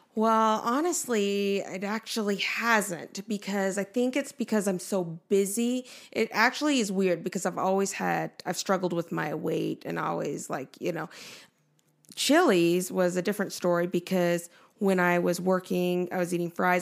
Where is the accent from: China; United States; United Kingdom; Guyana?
United States; Nephi, Utah; moved away as an adult; also born or lived in Seoul, Korea; we lived in Nephi, Utah for almost sixteen years.